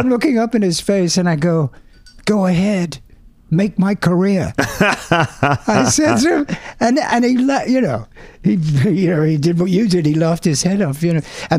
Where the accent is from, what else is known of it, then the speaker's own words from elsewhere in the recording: England, United Kingdom; young English kids